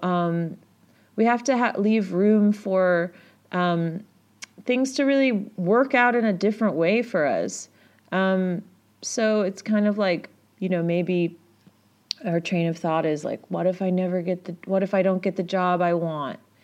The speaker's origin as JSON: {"language": "English", "region": "Yorkshire and the Humber", "country": "United Kingdom", "said": "I'm a Yorkshire lass, so that is actually how people speak where I'm from."}